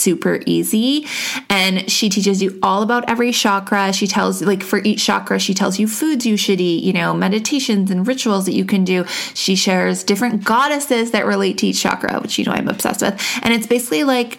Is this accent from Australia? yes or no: no; Canada; I'm Canadian.